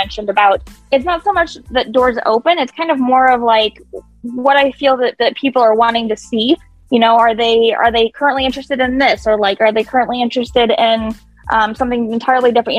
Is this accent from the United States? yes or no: yes; Kansas City, United States; now in Des Moines, United States; I grew up in Kansas City. I'm actually not originally from Iowa